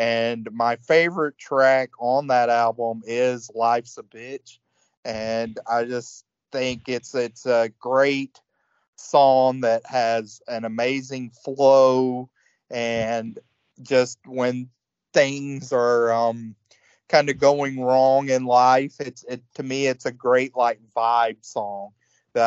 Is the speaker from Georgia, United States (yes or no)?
yes; Georgia, United States; I grew up in Georgia